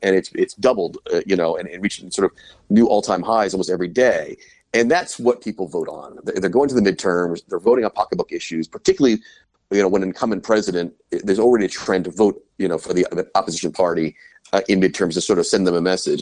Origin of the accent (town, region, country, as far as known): United States; moved away as an adult; also born or lived in Brussels / London